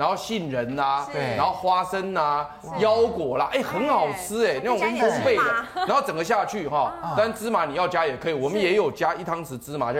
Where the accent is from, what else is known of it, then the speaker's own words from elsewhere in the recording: Taiwan; 他的吃法是有点像我们台湾人吃稀饭的